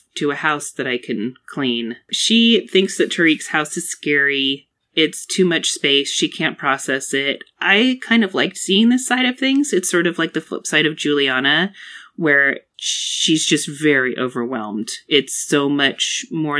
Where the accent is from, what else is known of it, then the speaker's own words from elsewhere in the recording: United States; as an American human